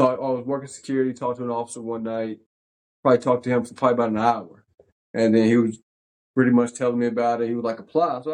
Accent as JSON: {"language": "English", "town": "Danville", "region": "Virginia", "country": "United States", "tie": "born or raised there", "moved": "as an adult", "lives_now": "Charlotte, United States", "said": "So we're both from Danville, Virginia. Both went to George Washington High School"}